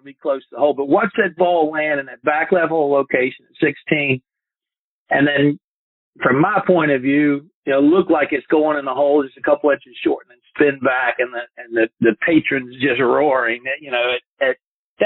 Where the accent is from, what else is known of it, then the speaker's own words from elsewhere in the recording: Fort Mill, South Carolina, United States; also born or lived in Chattanooga, Tennessee; now in Myrtle Beach, United States; I grew up actually in South Carolina, just about 2.5-3 hours away from Augusta, up near Charlotte, a little town called Fort Mill, South Carolina